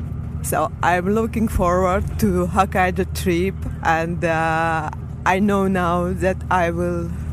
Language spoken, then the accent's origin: English; France; from France